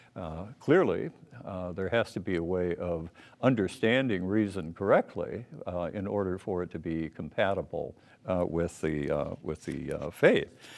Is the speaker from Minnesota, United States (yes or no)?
yes; Minneapolis, Minnesota, United States; I was born in Minneapolis